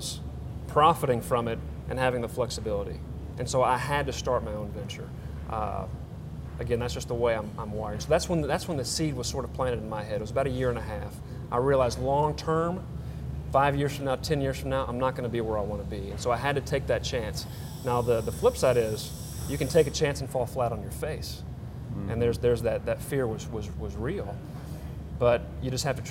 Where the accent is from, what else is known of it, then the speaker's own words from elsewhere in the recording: Memphis, Tennessee, United States; also born or lived in Knoxville; I was born and raised in Memphis.